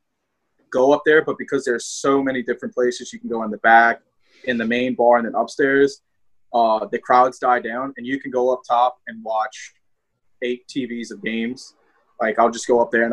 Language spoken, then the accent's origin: English; New Orleans, Louisiana, United States; accent: southern twang; I have a southern twang